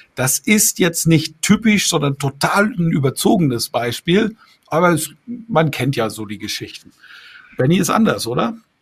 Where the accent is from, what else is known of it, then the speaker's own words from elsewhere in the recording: Bamberg, Bavaria, Germany; Hier in meiner Heimatstadt Bamberg